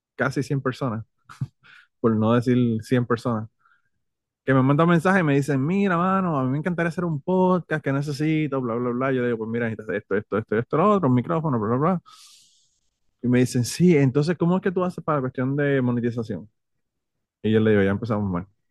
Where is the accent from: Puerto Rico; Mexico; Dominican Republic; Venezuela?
Puerto Rico; yo soy boricua